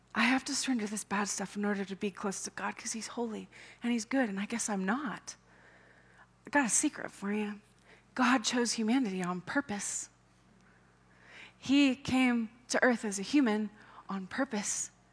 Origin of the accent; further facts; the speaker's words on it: United States; as an American